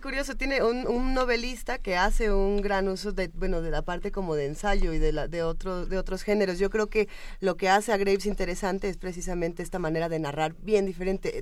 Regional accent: Mexico

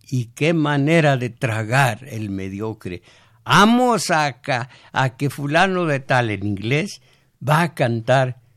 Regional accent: Michoacán, Mexico; moved away; en mi pueblo no dicen como agua en batea, sino como agua en peribana

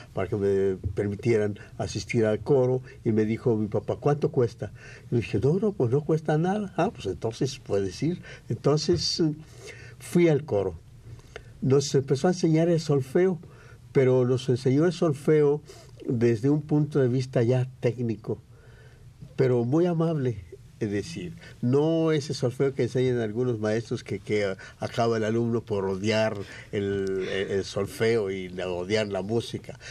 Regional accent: San Gabriel, Jalisco, Mexico; moved away as an adult; now in Mexico City, Mexico; se llamaba mi pueblo San Gabriel. Jalisco, ahora se llama Ciudad Veneciana Carranza, pero yo nací en San Gabriel

